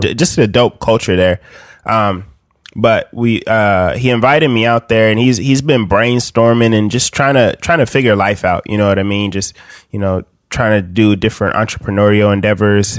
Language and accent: English; Bakersfield, California, United States; I'm from Bakersfield, California